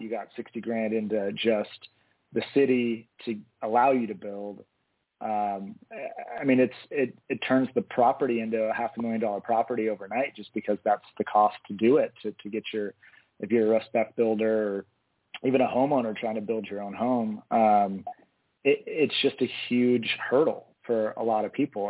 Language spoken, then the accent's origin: English; Eugene, Oregon, United States; i was born and raised here in eugene um, west eugene actually grew up in the, the bethel area